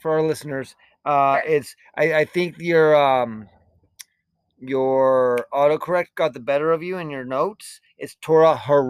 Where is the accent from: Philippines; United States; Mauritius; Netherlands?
United States; Utah; growing up in Utah, I spent a lot of time in southern Utah